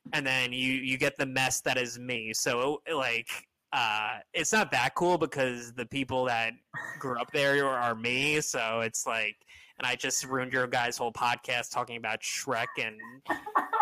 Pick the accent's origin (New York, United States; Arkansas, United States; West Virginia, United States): New York, United States; Long Island; now in Queens, United States; I grew up on Long Island, where it was like there was a lot of ska bands in the early 2000s